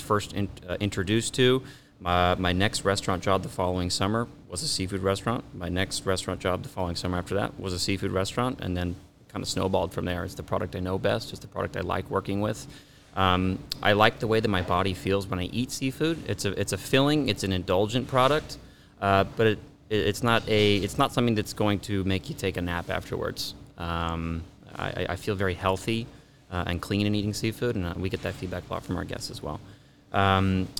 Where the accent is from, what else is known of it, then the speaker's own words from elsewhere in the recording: Orange County, California, United States; also born or lived in Midwest; I grew up here in Orange County. I went to high school in Santa Ana